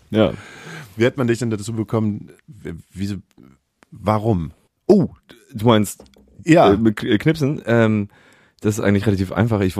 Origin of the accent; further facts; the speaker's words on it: Hamburg, Germany; Aufgewachsen in Hamburg, ja. Auf, am Stadtrand. Also eigentlich noch Schleswig, eigentlich bin ich Schleswig-Holsteiner.